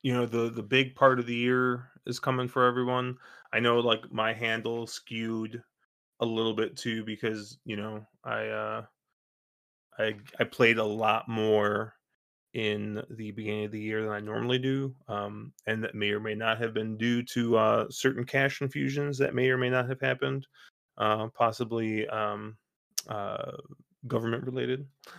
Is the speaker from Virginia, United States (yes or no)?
no; Wheaton, Illinois, United States; I'm from Wheaton, Illinois